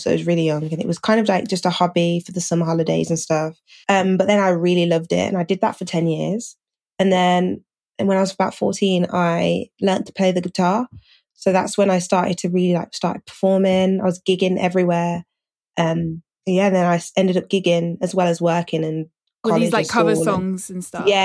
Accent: Birmingham, West Midlands, United Kingdom; I'm from Birmingham in the UK. I have to always say the UK because it's always like, oh, you're from, where is it? In Alabama or something

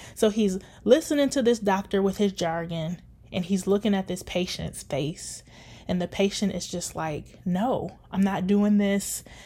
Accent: Detroit, Michigan, United States; now in Grand Rapids, United States; growing up in Detroit.

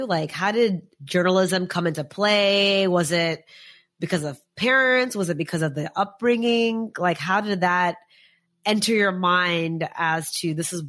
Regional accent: United States; also born or lived in India; as an Indian American

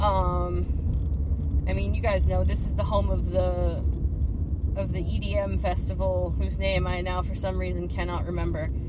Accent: Miami, Florida, United States; moved away; My hometown in Miami, Florida

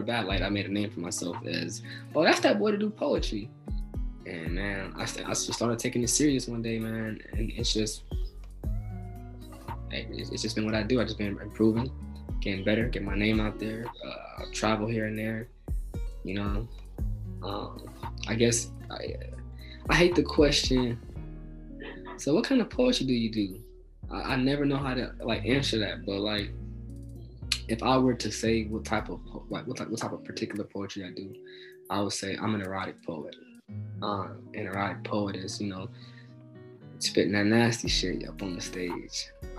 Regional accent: Texas, United States; born there; now in Akron, United States; So I was born in Texas, but I currently reside in Akron, Ohio.

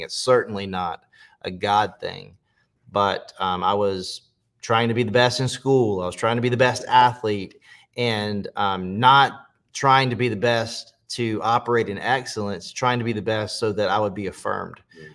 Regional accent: Pageland, South Carolina, United States; also born or lived in Charlotte, North Carolina; I grew up in uh, Pageland, South Carolina, so a really small town on the state line in South Carolina

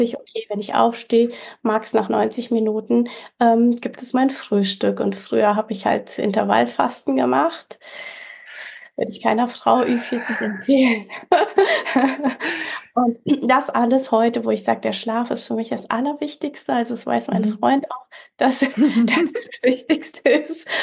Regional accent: Fulda, Hesse, Germany; moved away as an adult; also born or lived in Canary Islands, Spain / Mallorca, Spain; ich bin 45, komme aus Fulda, also mitten in Deutschland, in Hessen

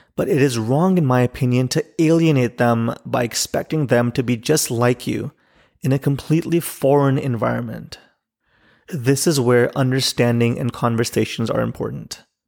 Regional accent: Pakistan; now in Chicago, United States; as a Pakistani living in Chicago

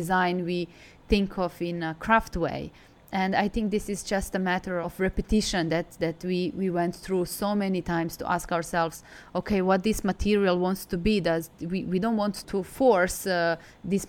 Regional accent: Belgrade, Serbia; also born or lived in Milan, Italy; now in Hangzhou, China; I'm from Serbia, I'm from Belgrade.

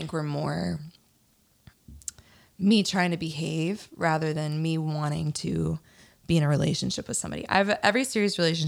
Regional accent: Virginia, United States; moved away as an adult; now in Nashville, United States; I'm from Virginia. I moved to Nashville 8 years ago

